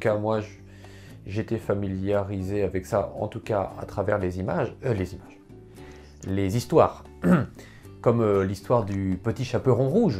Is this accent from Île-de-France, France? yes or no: no; Poitiers, Nouvelle-Aquitaine, France; first language French; je suis né à Poitiers, à côté de Poitiers